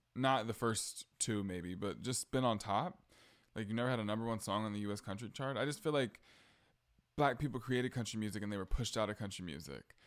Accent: the South, United States; I'm from the South

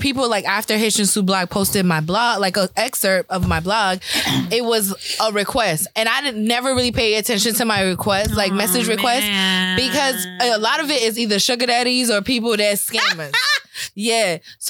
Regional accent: New York City, New York, United States; I'm from Brooklyn.

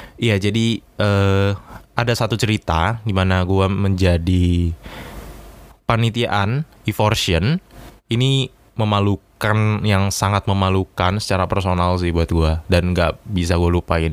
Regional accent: Jakarta, Indonesia; moved away as an adult; now in Surabaya, Indonesia; saya berasal dari Jakarta atau ibu kota kita tercinta.

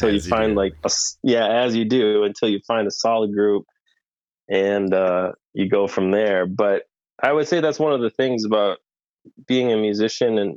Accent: Rochester, Minnesota, United States; now in Richfield, United States; I'm originally from Rochester

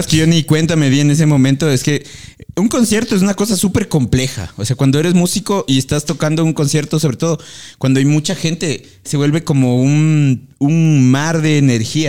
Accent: Ecuador; nosotros como sociedad ecuatoriana

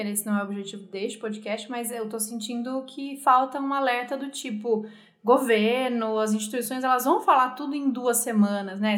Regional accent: Brazil; A gente é brasileiro

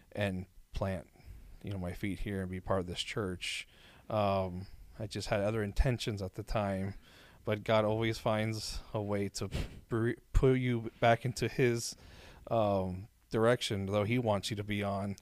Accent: Miami, Florida, United States; moved away as an adult; now in Orlando, United States; born and raised in Miami

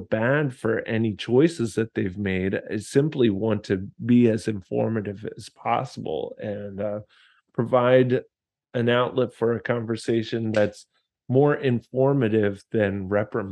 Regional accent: United States; I was American

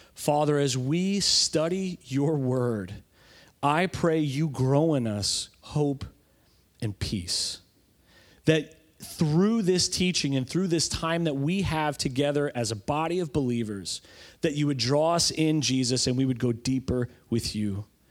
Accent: New York, United States; growing up in New York and being in an Italian family

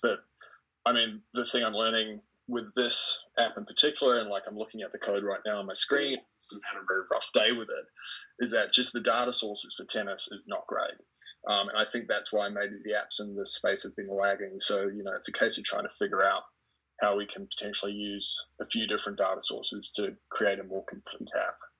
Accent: New Zealand; I was born in New Zealand, and so currently am in New Zealand

